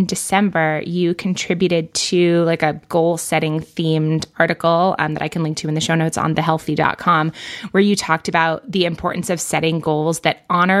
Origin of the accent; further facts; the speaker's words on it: New York, United States; I grew up in New York